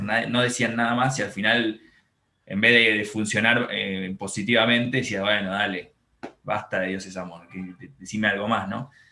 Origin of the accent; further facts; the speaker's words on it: Buenos Aires, Argentina; crecí acá en Buenos Aires, en un barrio eh, muy tranquilo, que se llama Villa Pueyrredón